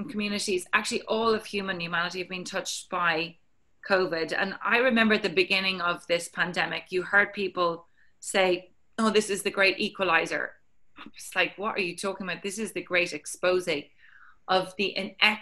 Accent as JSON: {"language": "English", "country": "Ireland", "said": "I'm Irish"}